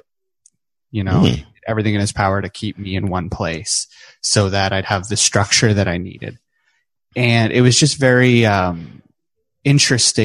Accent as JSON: {"language": "English", "region": "New Brunswick", "country": "Canada", "tie": "born or raised there", "also_born_or_lived": "British Columbia"}